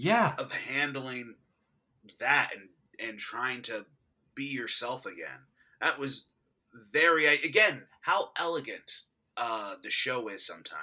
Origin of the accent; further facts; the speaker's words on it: Texas, United States; I'm from Texas.